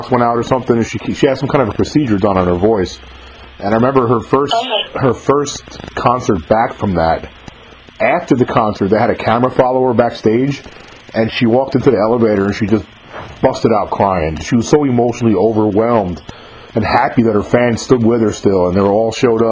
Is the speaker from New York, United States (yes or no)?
yes; about 30 miles from the Bronx, New York, United States; I was born and raised about 30 miles from the Bronx.